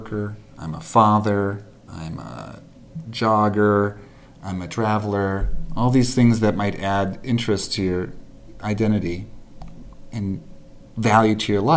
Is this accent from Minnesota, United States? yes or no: yes; Minnesota, United States; moved away; as a Minnesotan